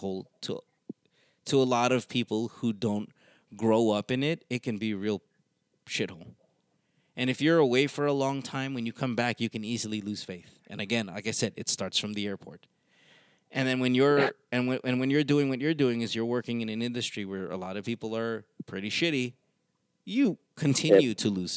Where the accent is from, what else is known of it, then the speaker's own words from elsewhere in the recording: Philippines; moved away; We are all proud of being Pinoy